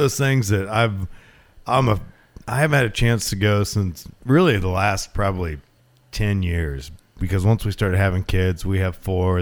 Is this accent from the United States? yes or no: yes; Glendale, Oregon, United States; I grew up in Glendale, about a half hour north of here